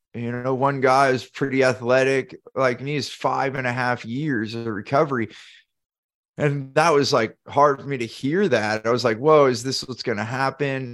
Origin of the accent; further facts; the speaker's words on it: Silicon Valley, California, United States; I grew up in Silicon Valley, so there's a lot of competition on startups